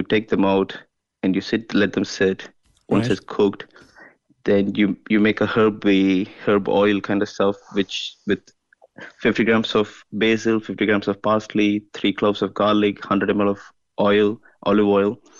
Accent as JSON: {"language": "English", "town": "Chennai", "region": "Tamil Nadu", "country": "India", "also_born_or_lived": "London / United States / Belgium", "moved": "as an adult", "lives_now": "Kinsale, Ireland", "said": "I am originally from India. I'm from Chennai."}